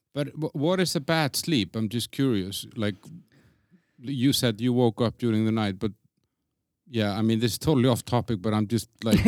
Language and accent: English; Iceland; moved away as an adult; now in Prague, Czech Republic; I come from Iceland